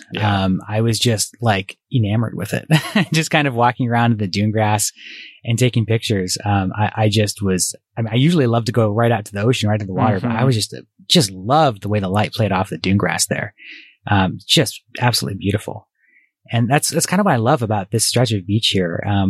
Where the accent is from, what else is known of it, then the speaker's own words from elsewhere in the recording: East Coast, United States; And, I grew up partly in the East Coast, so I feel like I'm a little bit of an Italian food snob, just a little bit.